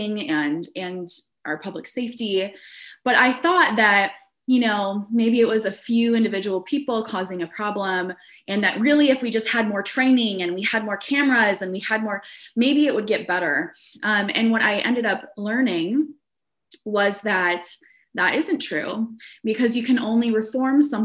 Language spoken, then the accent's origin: English; a suburb of Des Moines, Iowa, United States; now in Chicago, United States; I grew up in Iowa in a suburb of Des Moines, a very white suburb